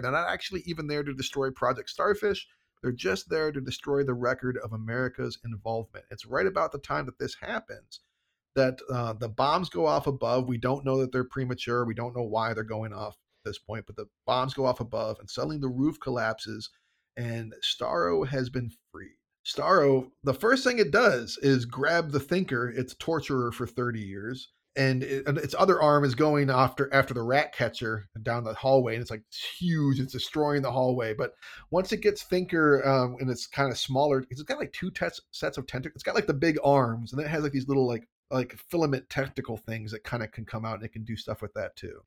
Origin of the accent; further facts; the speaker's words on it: United States; I'm an American